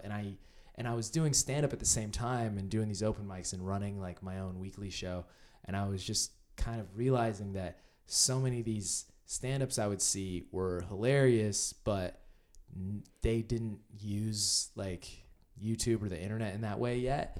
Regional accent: Indiana, United States; moved away as an adult; now in Los Angeles, United States; I'm from Indiana

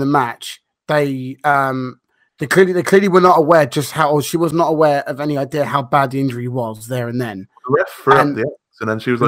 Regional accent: London, United Kingdom; I'm actually from London

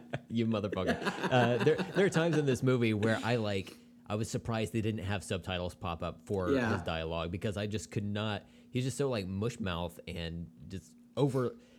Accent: the southern part of the U.S., United States; us being from, you know, the southern part of the U.S.

